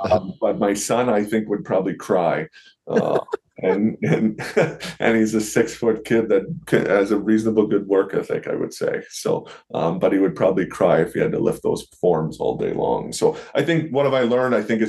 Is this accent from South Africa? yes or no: no; Ontario, Canada; So I worked a lot of jobs. I worked back home in Ontario for an ex-hock